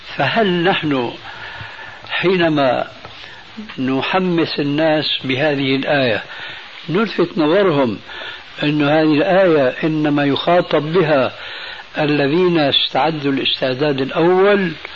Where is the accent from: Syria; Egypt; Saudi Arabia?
Syria; عندنا في سوريا